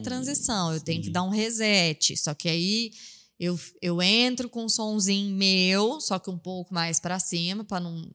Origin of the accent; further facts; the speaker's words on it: Franca, São Paulo, Brazil; also born or lived in Ribeirão Preto; eu sou de Franca, mas eu, nessa época eu estava morando em Ribeirão